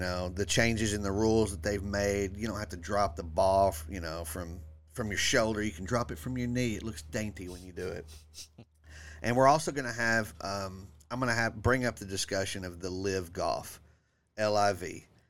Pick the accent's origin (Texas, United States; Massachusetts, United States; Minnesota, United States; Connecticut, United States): Texas, United States; I'm from Texas. I am the angry Texan comedian.